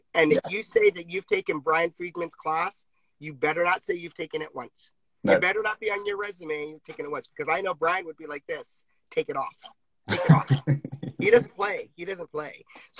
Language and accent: English; Virginia, United States; now in Los Angeles, United States; I came out to LA and danced in LA because I came from Virginia